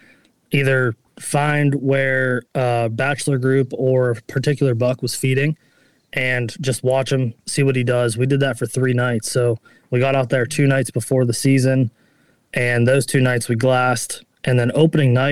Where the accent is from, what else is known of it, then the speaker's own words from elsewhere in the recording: Northeast Ohio, United States; I'm from Northeast Ohio.